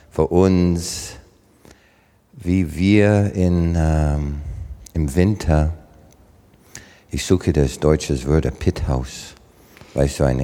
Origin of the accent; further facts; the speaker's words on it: Southern Canada, Canada; German is a second language; So für deutschen Verhältnis war das schon Arktis bei uns im Süden von Kanada.